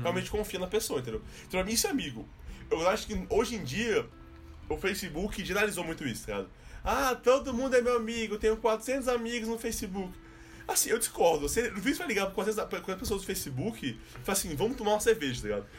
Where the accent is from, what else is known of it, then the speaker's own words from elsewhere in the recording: Recife, Pernambuco, Brazil; moved away; eu sou do Recife